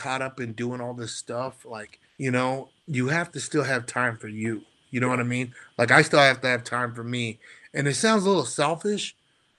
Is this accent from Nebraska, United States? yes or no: yes; North Platte, Nebraska, United States; I'm a kid from North Platte, Nebraska, small town